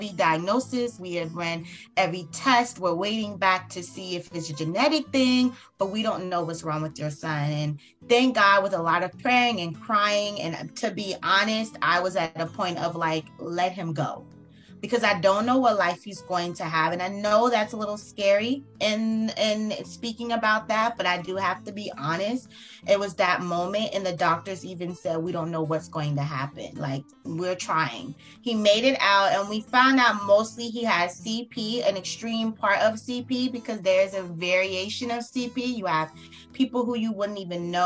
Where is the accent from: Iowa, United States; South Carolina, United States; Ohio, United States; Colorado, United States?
South Carolina, United States; now in South Florida, United States; I'm actually from South Carolina